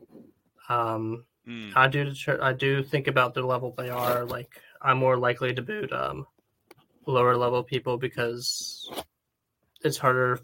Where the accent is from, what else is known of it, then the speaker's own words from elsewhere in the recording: United States; I'm an American